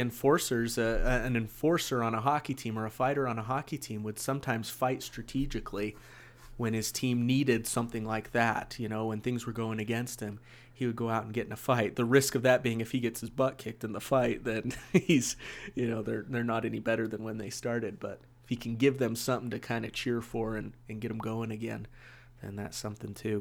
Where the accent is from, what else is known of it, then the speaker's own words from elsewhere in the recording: West Jordan, Utah, United States; I grew up here in West Jordan too